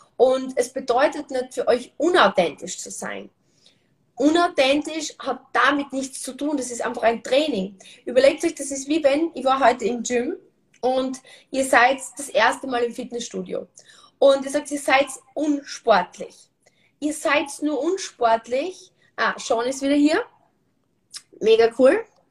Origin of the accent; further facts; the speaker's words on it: Austria; bei uns in Österreich sagt man Karenz